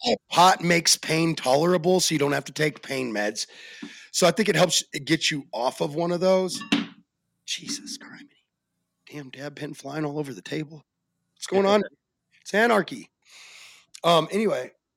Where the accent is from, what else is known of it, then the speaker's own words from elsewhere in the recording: Arizona, United States; I am from Arizona